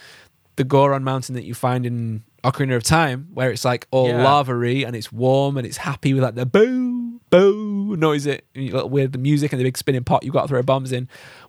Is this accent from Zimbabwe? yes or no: yes; Zimbabwe; moved away; Yeah, we did. Yeah. I'm actually from Zimbabwe.